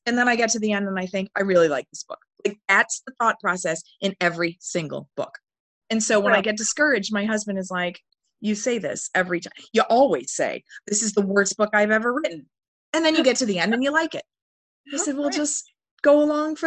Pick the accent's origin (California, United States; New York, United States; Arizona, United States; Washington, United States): New York, United States; Northern; moved away as an adult; also born or lived in Indiana; now in Cape May County, United States; the history of Northern New York where I grew up than I was when I lived there